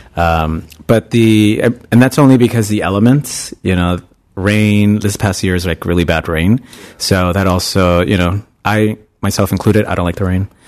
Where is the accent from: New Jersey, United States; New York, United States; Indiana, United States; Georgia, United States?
New York, United States; New York City; moved away as an adult; also born or lived in Bay Area, California; now in San Francisco, United States; I'm originally from New York. Uh, I'm from Queens